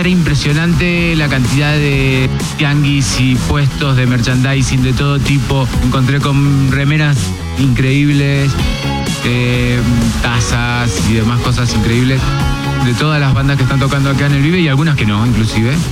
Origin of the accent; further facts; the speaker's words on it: Córdoba, Argentina; de Córdoba, de mi provincia